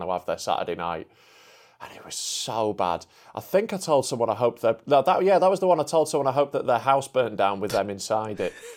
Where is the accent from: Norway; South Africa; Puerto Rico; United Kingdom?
United Kingdom; Yorkshire and the Humber; I'm a Yorkshireman